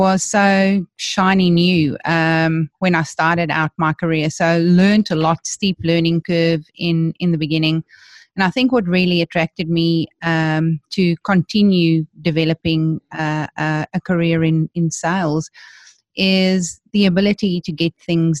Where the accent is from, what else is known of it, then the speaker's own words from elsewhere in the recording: Johannesburg, Gauteng, South Africa; I was born and bred in South Africa. So I come from Johannesburg, where I went to school